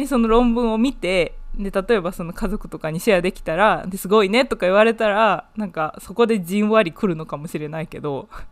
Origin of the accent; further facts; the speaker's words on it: Japan; now in United Kingdom; 日本生まれ、イギリスの大学で勉強している